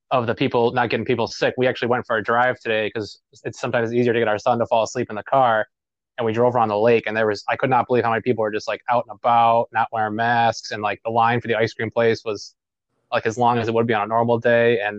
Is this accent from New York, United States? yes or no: yes; New York City, New York, United States; now in Buffalo, United States; I'm originally from Brooklyn